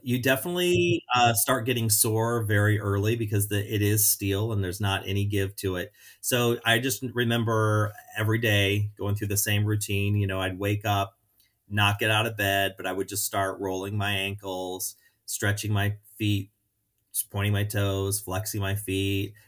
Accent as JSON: {"language": "English", "town": "St. Louis", "region": "Missouri", "country": "United States", "tie": "born or raised there", "also_born_or_lived": "Orlando / Chicago", "moved": "as an adult", "said": "growing up in Saint Louis"}